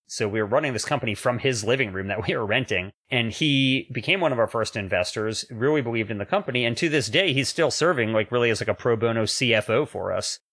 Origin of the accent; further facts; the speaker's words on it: Washington, District of Columbia, United States; moved away as an adult; now in Sacramento, United States; I was actually born in D C proper and went to high school and college in D C proper.